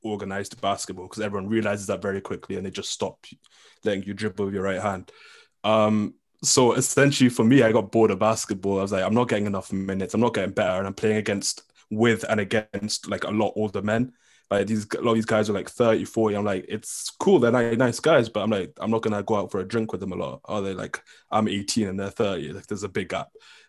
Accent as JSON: {"language": "English", "region": "England", "country": "United Kingdom", "said": "I'm a Scottish student according to universities, and that's important, obviously, for me. But apart from that, I guess I'm English."}